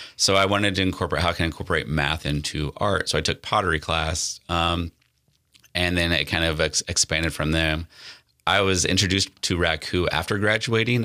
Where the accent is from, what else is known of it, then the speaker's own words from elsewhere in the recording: North Platte, Nebraska, United States; moved away; growing up in North Platte